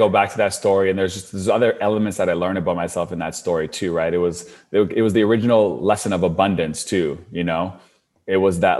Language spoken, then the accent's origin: English; Canada; Like I'm from Canada. This is in the States.